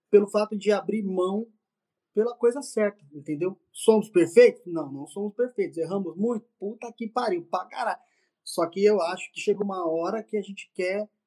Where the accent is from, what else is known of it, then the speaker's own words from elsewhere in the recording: São Paulo, Brazil; somos de São Paulo, dois irmãos pretinhos de São Paulo